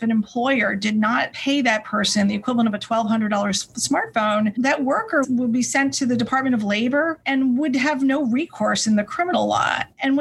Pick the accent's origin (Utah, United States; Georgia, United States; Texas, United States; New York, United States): New York, United States; since I was from New York, of course, I wanted to come back here